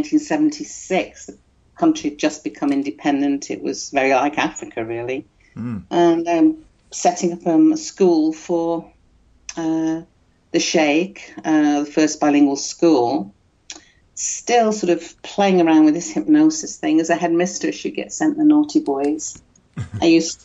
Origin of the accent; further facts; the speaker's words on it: United Kingdom; moved away as an adult; also born or lived in Tanzania; I'm a Brit, but I left Britain in 1972. Never really came back.